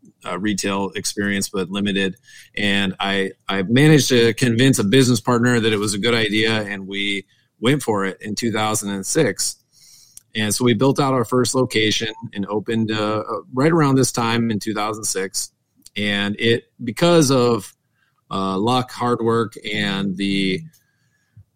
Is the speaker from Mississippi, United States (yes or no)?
no; South Dakota, United States; also born or lived in Pierre, South Dakota / Minnesota; I'm a South Dakota boy. I grew up in South Dakota. I grew up on a farm. I went to high school in the capital of South Dakota, also known as Pierre.